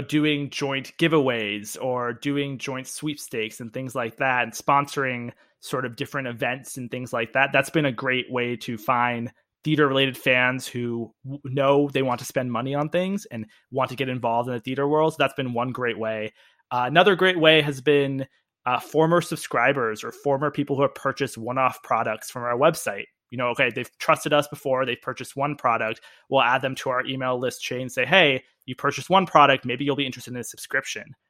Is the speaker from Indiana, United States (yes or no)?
no; D.C., District of Columbia, United States; also born or lived in Manhattan, New York; now in Washington, D.C., United States; I grew up near Washington, D C